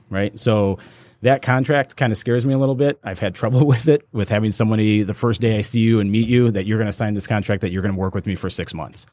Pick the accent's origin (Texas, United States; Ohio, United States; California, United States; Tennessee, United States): Ohio, United States; Cleveland; now in Royal Oak, United States; I actually grew up in Cleveland